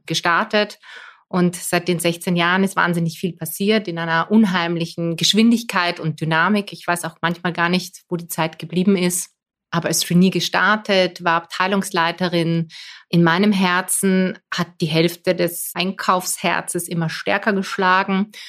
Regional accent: Poland; also born or lived in Austria; now in Vienna, Austria; als Polin

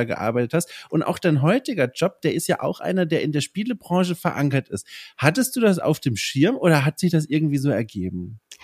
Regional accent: near Würzburg, Bavaria, Germany; an der Uni Würzburg, ganz in der Nähe von mir, wo ich aufgewachsen bin

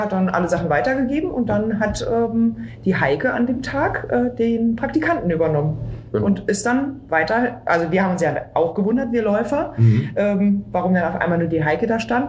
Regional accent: Berlin, Germany; ich bin ja Berlinerin

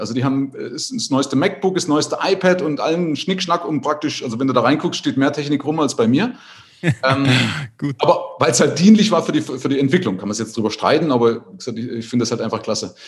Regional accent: East Germany, Germany; ich hatte das Glück, in der DDR obdachlos zu sein

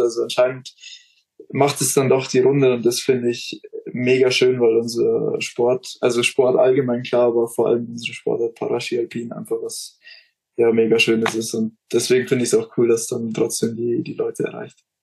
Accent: Neumarkt, Bavaria, Germany; Neumarkt, da wo ich herkomme

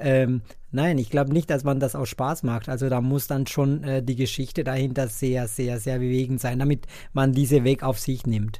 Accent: Colombia; German is a second language; now in Bonn, Germany; Ich komme ursprünglich aus Kolumbien

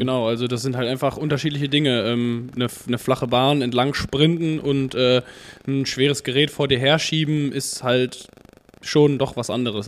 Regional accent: Dortmund, North Rhine-Westphalia, Germany; komme aus Dortmund

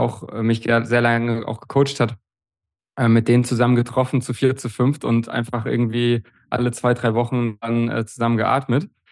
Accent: Bernburg, Saxony-Anhalt, Germany; das war ja damals in Bernburg in der Saale, in meinem Heimatort

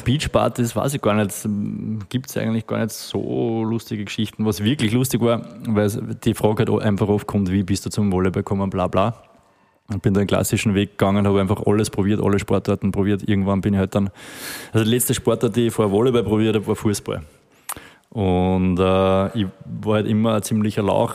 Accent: Steyr, Upper Austria, Austria; now in Vienna, Austria; ich bin aus Steyr

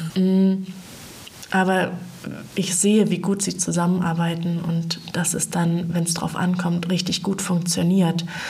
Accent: Feldberger Seenlandschaft, Mecklenburg-Vorpommern, Germany; Ich bin in der Feldberger Seenlandschaft groß geworden.

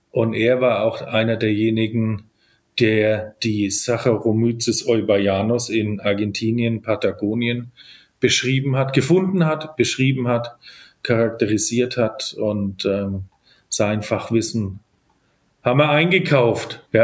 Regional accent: Nuremberg, Bavaria, Germany; also born or lived in Cork, Ireland; ich habe einen ganz typischen fränkischen Nachnamen, aber ich komme tatsächlich äh, aus dieser Gegend. Ich bin Nürnberger

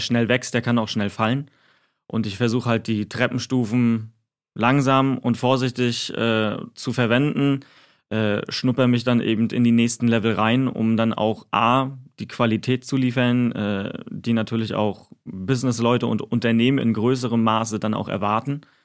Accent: Güstrow, Mecklenburg-Vorpommern, Germany; moved away as an adult; also born or lived in Mannheim; bis ich dann den Weg von Baden-Württemberg zurück nach Mecklenburg-Vorpommern gemacht habe. Also das ist halt auch meine Heimat hier in Güstrow.

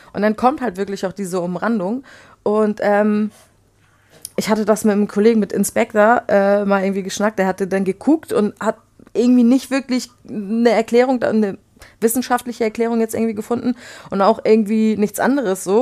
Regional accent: Flensburg, Schleswig-Holstein, Germany; also born or lived in Poland / Baden-Württemberg / Bavaria; wir sind äh, mit meiner Mutter 89 nach Flensburg gezogen und dort bin ich eigentlich auch aufgewachsen

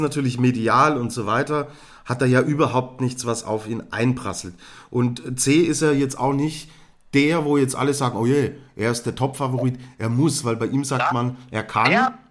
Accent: Germany; als Deutscher

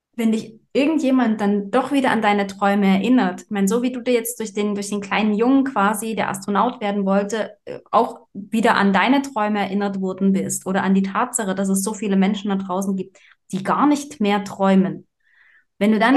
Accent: Saxony, Germany; moved away; ich komme ja ursprünglich aus Sachsen

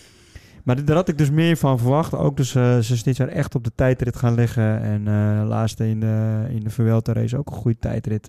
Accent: Netherlands; als Nederlander

